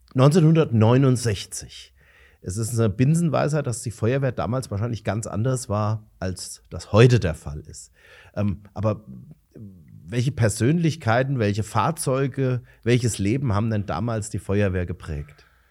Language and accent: German; Romrod, Hesse, Germany; wie ich, gebürtig aus Romrod